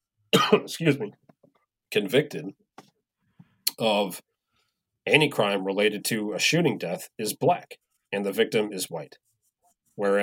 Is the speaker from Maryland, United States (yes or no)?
no; Wisconsin, United States; now in Twin Cities, United States; I am from Wisconsin